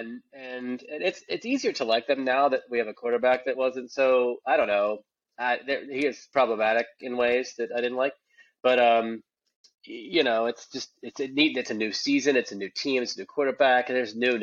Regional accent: Pittsburgh, Pennsylvania, United States; moved away; I'm from Pittsburgh

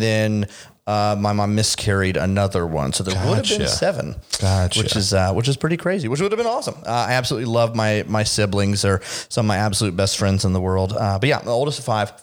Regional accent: Tampa, Florida, United States; now in Seattle, United States; Originally from Tampa, Florida. So native Floridian.

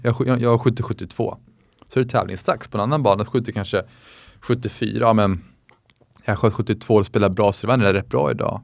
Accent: Sweden; moved away as an adult; also born or lived in United States; som svensk

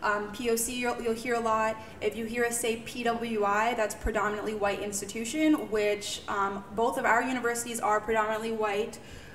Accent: United States; So culturally, raised in the States, but culturally we were raised around Haitians in the Haitian community.

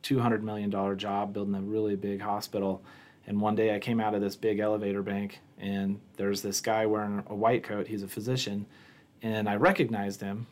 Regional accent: Newport, Washington, United States; also born or lived in Omaha, Nebraska; now in Sidney, United States; I ended up growing up in Washington State in a very small town in the northeast corner of Washington State. Newport, Washington is a town of about 2,000 people

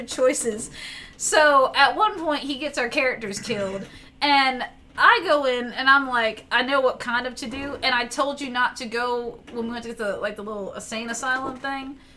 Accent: the South, United States; I'm from the South, and my English is still

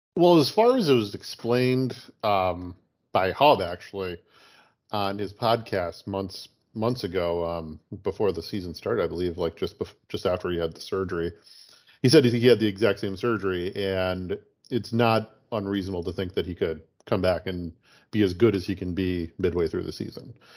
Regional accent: Chicago, Illinois, United States; growing up in Chicago

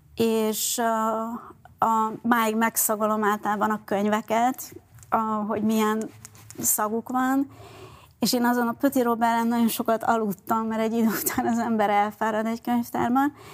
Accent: Budapest, Hungary; first language Hungarian; also born or lived in France; Budapesten születtem, az az- úgy éreztem, amikor én ott álltam Budapest közepén két év, ö, Franciaország után, hogy ez az én városom, ez az én hazám, ez az én anyanyelvem

